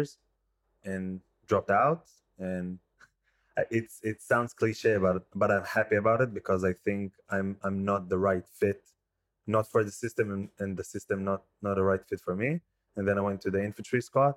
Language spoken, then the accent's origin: English; Herzliya, Tel Aviv District, Israel; moved away as an adult; now in Be'er Sheva, Israel; I'm originally from Herzliya, living in the past 5 years in Be'er Sheva.